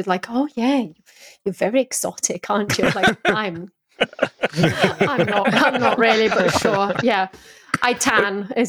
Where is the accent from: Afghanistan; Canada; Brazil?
Brazil; first language Portuguese; English is a second language; moved away as an adult; also born or lived in New York, United States / South West England; now in United Kingdom; So yeah, I grew up in Brazil when I was 20. I moved to upstate New York for a couple of years. And then I moved across to the southwest of England, where I have been for the past 15 years or so.